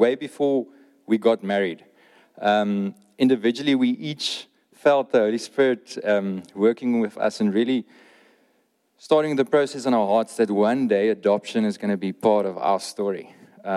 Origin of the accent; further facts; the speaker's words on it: Oudtshoorn, Western Cape, South Africa; now in George, South Africa; I'm Afrikaans, born and bred in Oudtshoorn, and now in George